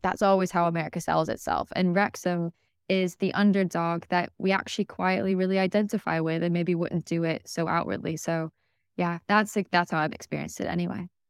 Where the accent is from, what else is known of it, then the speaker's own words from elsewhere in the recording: United States; I'm not from Wales, as my accent sort of suggests. Um, I'm very much American